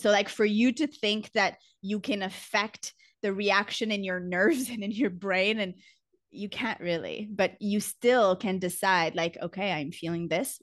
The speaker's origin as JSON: {"language": "English", "country": "Canada", "moved": "as an adult", "lives_now": "Costa Rica", "said": "I'm Canadian, but I've been living abroad for about ten years"}